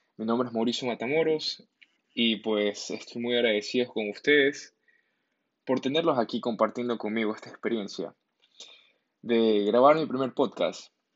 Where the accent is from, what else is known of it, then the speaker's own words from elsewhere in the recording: Ecuador; en mi país de origen, en mi país de Ecuador, aquí estamos con la cuarentena